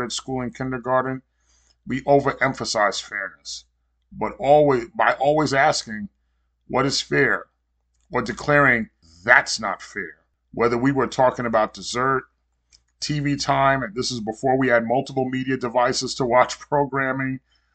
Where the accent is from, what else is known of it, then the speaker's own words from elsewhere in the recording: New York, United States; now in Florida, United States; I was born and raised in New York